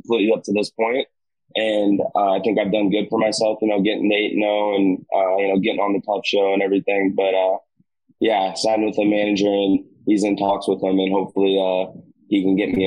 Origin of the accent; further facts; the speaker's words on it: Southern Illinois, United States; moved away as an adult; now in South Florida, United States; I've just been down there since November of 14. But I'm from Southern Illinois, where I'm actually at right now